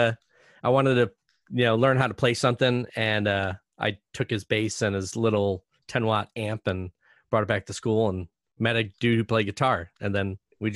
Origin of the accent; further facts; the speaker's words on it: Scranton, Pennsylvania, United States; I grew up in Scranton, PA, where I had no exposure to anything.